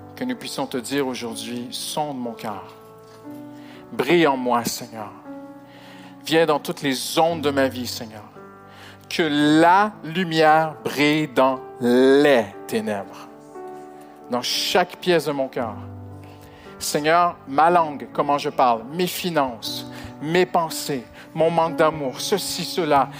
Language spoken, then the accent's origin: French; Canada; moved away as an adult; je suis, étranger, hein, je suis canadien d'origine. Et au début, avec notre accent, c'était pas facile